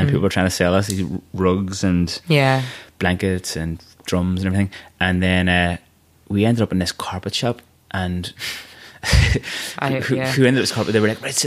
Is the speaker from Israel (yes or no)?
no; Ireland